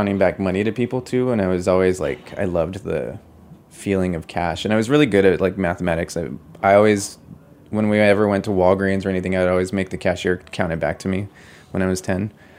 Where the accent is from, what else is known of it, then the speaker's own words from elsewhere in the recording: Albuquerque, New Mexico, United States; moved away as an adult; also born or lived in Montpelier, Vermont / Bushwick, New York; now in New York, United States; my hometown of Albuquerque